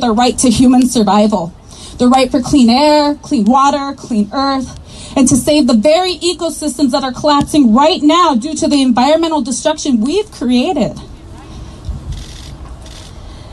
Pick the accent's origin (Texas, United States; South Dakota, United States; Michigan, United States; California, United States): South Dakota, United States; Cheyenne River Sioux Reservation; I am from the Cheyenne River Sioux Reservation.